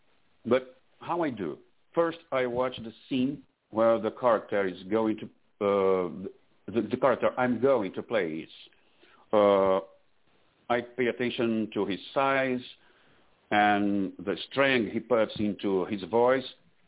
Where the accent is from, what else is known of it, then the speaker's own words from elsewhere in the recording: Brazil; English is a second language; moved away as an adult; now in Florida, United States; So this is because I moved from Brazil to here. I'm in Florida now.